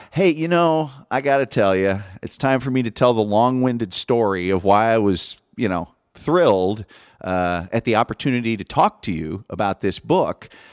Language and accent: English; Indiana, United States; I grew up in Indiana